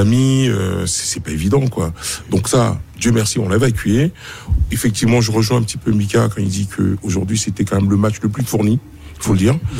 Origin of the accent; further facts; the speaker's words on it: Côte d’Ivoire; en tant qu'Ivoirien